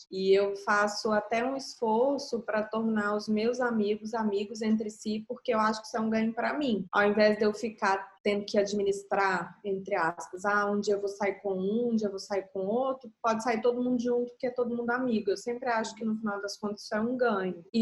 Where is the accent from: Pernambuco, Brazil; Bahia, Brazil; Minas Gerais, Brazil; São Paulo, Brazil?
Minas Gerais, Brazil; Belo Horizonte; now in Rio de Janeiro, Brazil; Que eu mudei de BH para o Rio.